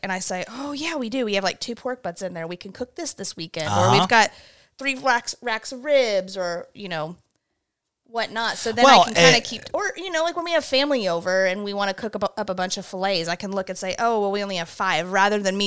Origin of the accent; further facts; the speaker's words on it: South Glens Falls, New York, United States; moved away; it's in South Glens Falls, New York, my hometown